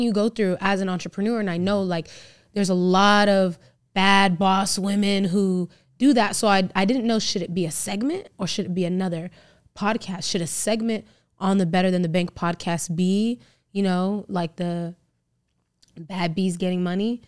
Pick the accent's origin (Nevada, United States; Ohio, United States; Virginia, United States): Nevada, United States; Las Vegas; So I live in Vegas, I grew up in Vegas